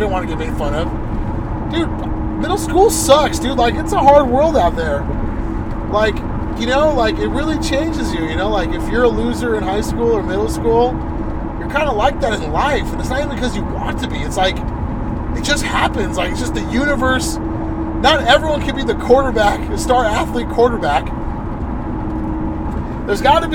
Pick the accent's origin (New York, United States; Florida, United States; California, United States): California, United States; La Quinta; I grew up in La Quinta